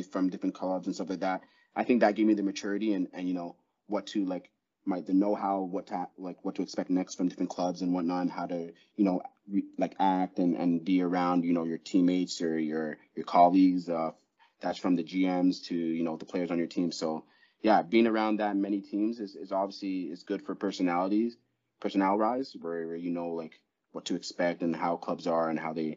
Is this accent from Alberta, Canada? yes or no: no; Toronto, Ontario, Canada; I'm from Ontario. I'm from Toronto